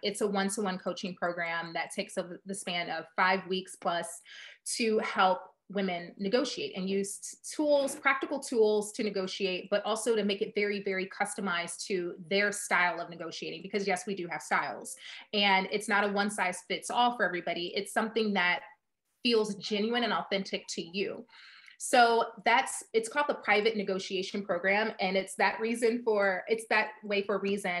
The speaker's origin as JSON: {"language": "English", "town": "Chicago", "region": "Illinois", "country": "United States", "said": "I am from Chicago"}